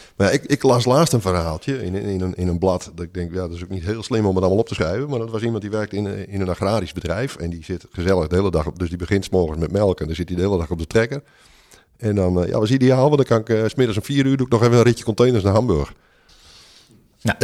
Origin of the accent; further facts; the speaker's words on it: Netherlands; ik als Hollander